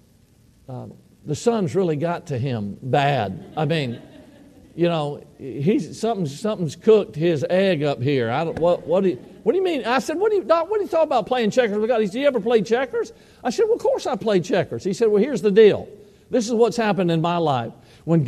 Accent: Georgia, United States; moved away as an adult; now in Idaho, United States; many years there in my home state of Georgia. I had ministered for 30 years there.

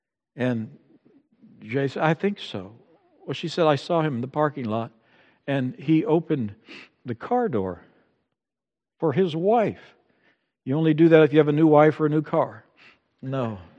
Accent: Amazon, Brazil; Growing up in Brazil, along the banks of the Amazon, for me it's soccer, and maybe I enjoy lots of other things that come with growing up in that environment.

